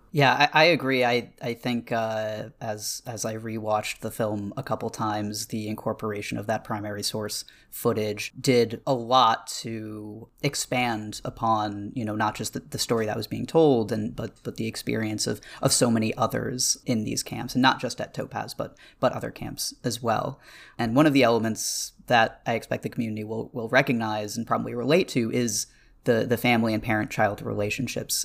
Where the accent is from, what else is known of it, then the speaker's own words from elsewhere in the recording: Northeast, United States; I grew up in the Northeast